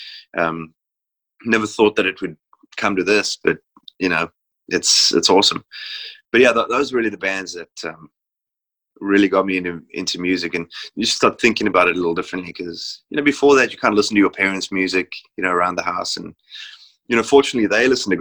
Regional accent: South Africa; growing up in South Africa

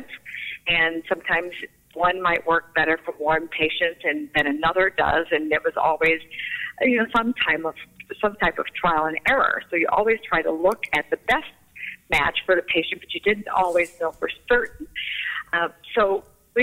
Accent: outside of Flint, Michigan, United States; moved away as an adult; also born or lived in Alabama; now in Mobile, United States; I was born in Alabama, but I was raised in Michigan, so I spent all of my growing up years there, outside of Flint

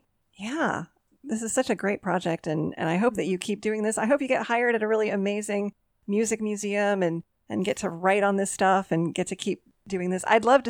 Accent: Dayton, Ohio, United States; my hometown

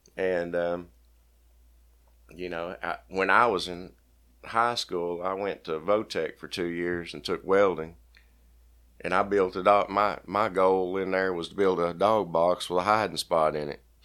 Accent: Bryant, Arkansas, United States; I grew up in Bryan, Arkansas

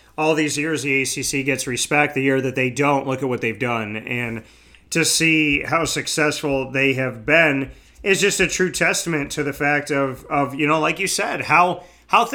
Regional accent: Syracuse, New York, United States; it's my hometown

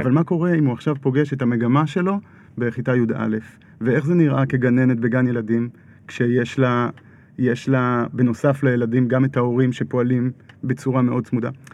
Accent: Kfar Adumim, Judea and Samaria, Israel; אני עוד גדלתי בכפר דומים, יישוב מעורב, חילונים דתיים

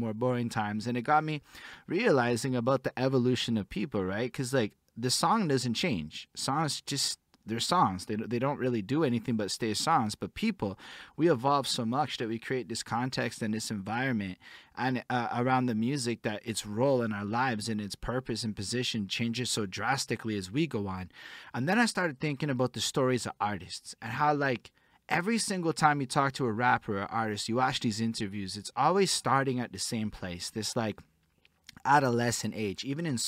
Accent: Montreal, Quebec, Canada; I'm from Montreal, it's definitely not Quebec City

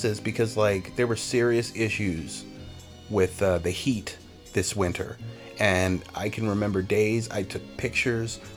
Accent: Virginia, United States; moved away; I'm from Virginia

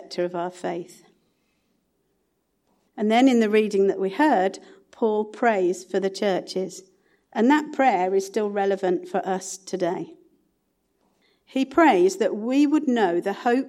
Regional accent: Sutton Coldfield, West Midlands, United Kingdom; also born or lived in Kings Norton; I was brought up in Sutton Coldfield

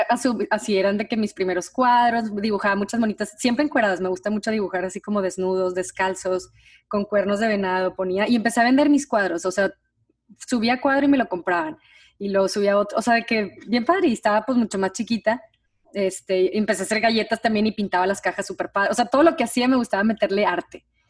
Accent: Monterrey, Nuevo León, Mexico; moved away; las dos somos de Monterrey

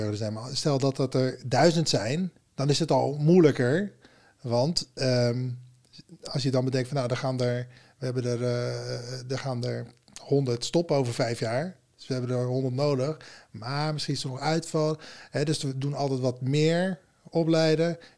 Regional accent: Berkel en Rodenrijs, South Holland, Netherlands; uit Berkel Roderijs en daar woon ik nu

